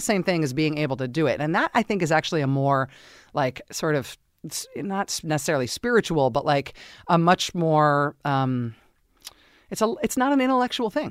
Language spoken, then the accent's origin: English; Castro Valley, California, United States; I grew up in Castro Valley, California